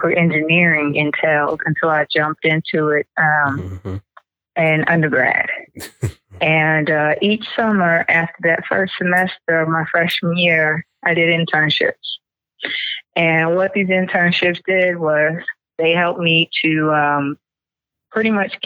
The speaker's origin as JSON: {"language": "English", "town": "Roosevelt", "region": "New York", "country": "United States", "also_born_or_lived": "Greenbelt, Maryland", "moved": "yes", "said": "I'm from Roosevelt, Long Island, New York"}